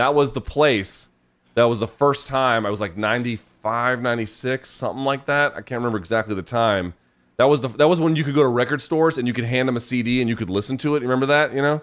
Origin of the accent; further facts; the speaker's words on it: Georgia, United States; I grew up in Georgia